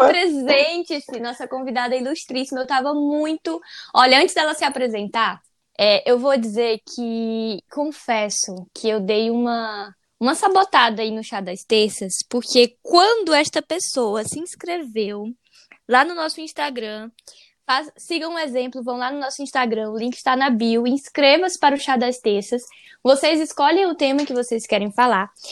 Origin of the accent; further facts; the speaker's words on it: Northeast Region, Brazil; Eu sou nordestina